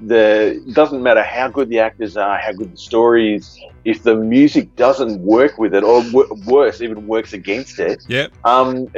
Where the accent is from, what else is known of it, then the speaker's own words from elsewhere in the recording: Australia; I'm Australian born and bred